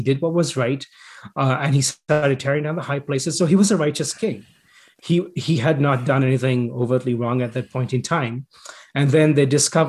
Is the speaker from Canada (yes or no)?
yes; Canada; We're all Canadian, though, right?